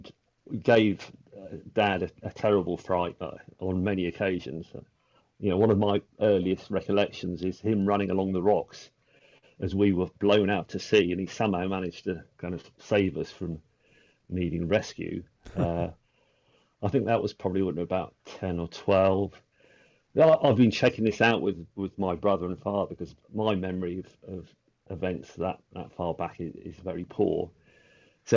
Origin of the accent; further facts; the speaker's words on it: Hatfield, East of England, United Kingdom; where I was brought up in Hatfield, which is about 20 miles north of London